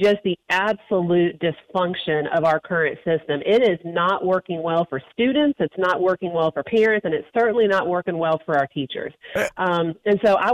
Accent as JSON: {"language": "English", "town": "Greenville", "region": "South Carolina", "country": "United States", "lives_now": "Columbia, United States", "said": "I'm from Greenville originally. I live in Columbia now."}